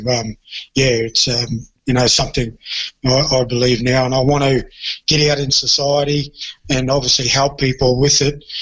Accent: Townsville, Queensland, Australia; I'm a Townsville boy. I grew up in Townsville

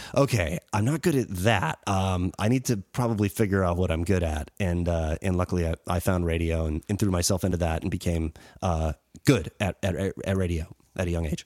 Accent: Western Massachusetts, United States; moved away; also born or lived in Springfield, Massachusetts / Holyoke, Massachusetts / Chicopee, Massachusetts / Longmeadow, Massachusetts; Western Mass, where I grew up

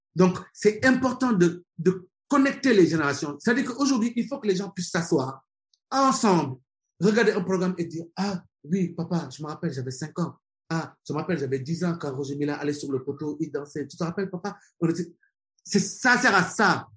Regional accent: Senegal; moved away as an adult; also born or lived in France / Birmingham, England / Germany / Switzerland; je suis sénégalais, je, suis tout le temps au Sénégal. C'est un pays que, voilà, que j'aime, qui m'a vu naître, qui m'a vu grandir

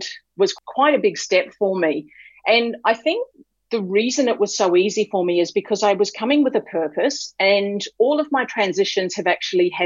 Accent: New Zealand; moved away as an adult; now in Australia; I'm from New Zealand originally, so from the other side of the ditch

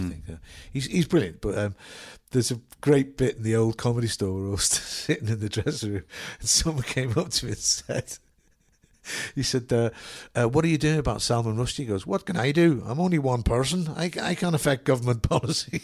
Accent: Liverpool, North West England, United Kingdom; where I was brought up in Liverpool, it's on the seashore

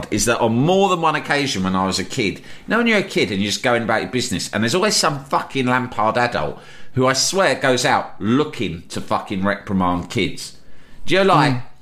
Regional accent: Sunderland, North East England, United Kingdom; nah, you're all right. I'm from

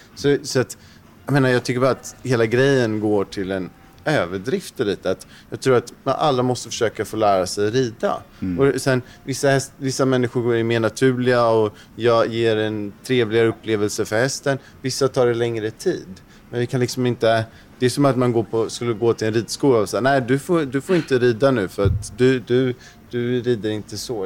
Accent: Sweden; som svensk

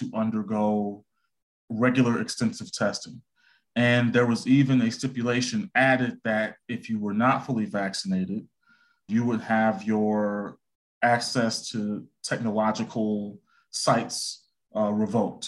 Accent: Chicago, Illinois, United States; I was born and raised in the South Side of Chicago

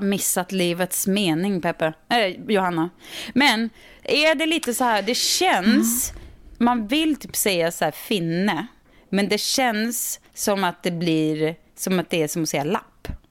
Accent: Sweden; also born or lived in California; vi svenskar

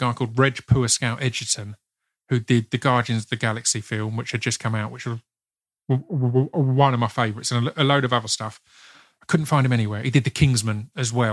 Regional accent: Essex, East of England, United Kingdom; I'm Essex. I'm family all South London, but I'm Essex.

